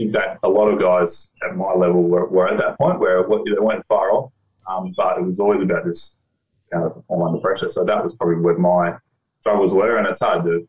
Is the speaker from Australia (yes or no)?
yes; Geelong, Victoria, Australia; now in Gold Coast, Australia; I grew up in Geelong, on a farm outside of Geelong